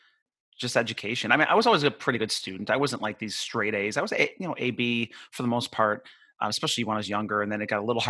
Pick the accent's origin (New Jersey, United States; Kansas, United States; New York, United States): New York, United States; Buffalo; moved away as an adult; now in Florida, United States; I grew up near Buffalo. So I spent, until I was 21, I lived there